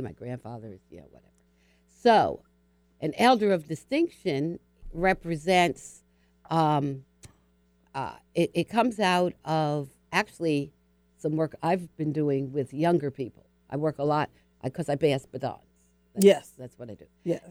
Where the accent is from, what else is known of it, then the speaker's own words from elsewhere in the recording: Hudson County, northern New Jersey, United States; I was born in New Jersey. Yeah. So I'm in New York. I, I grew up outside of Harlem, New York, in northern New Jersey, uh, just across the Hudson River